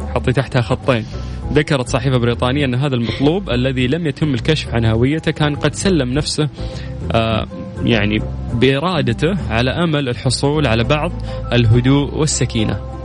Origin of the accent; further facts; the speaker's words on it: Saudi Arabia; عندنا في السعوديه